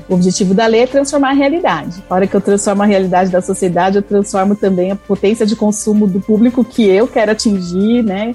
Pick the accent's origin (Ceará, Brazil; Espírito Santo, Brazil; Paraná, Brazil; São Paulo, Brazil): São Paulo, Brazil; Eu sou paulistana, moro aqui na capital